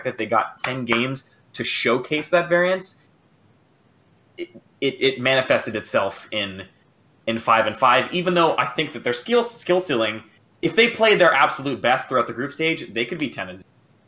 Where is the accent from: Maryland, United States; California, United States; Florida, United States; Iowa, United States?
Florida, United States; Miami; now in Washington, United States; I'm calling from DC, but I'm originally from Miami.